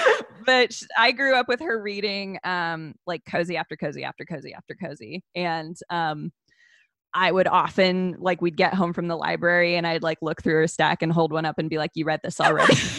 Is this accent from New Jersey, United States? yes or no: no; California, United States; I'm from California